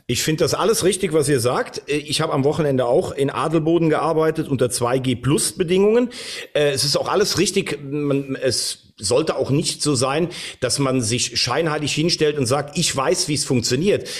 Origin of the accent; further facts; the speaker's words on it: Vulkaneifel, Rhineland-Palatinate, Germany; den Klopper aus der Vulkaneifel